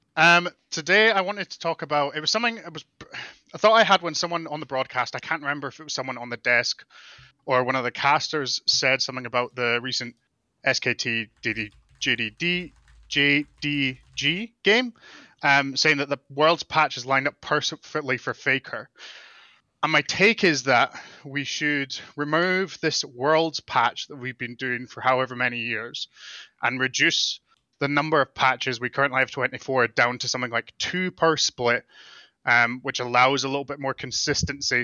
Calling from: Calgary, Alberta, Canada; I'm calling from Calgary, Alberta, Canada

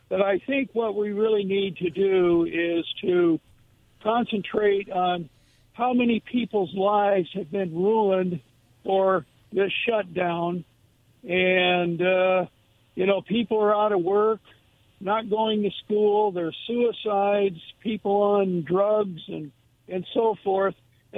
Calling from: Kennewick, Washington, United States; This is … from Kennewick.

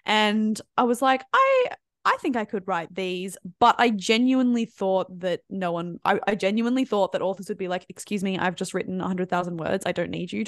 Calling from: Sydney, New South Wales, Australia; I'm tuning in from Sydney, Australia.

